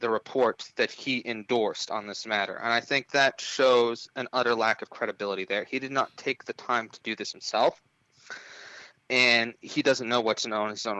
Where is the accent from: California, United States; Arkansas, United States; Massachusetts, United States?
California, United States; Loma Linda; my hometown of Loma Linda, California, has 24,000 people in it